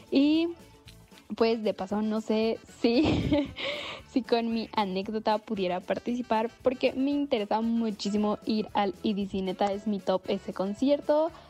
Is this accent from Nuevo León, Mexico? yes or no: no; Veracruz, Mexico; moved away as an adult; now in Mexico City, Mexico; Para esto yo soy de Veracruz.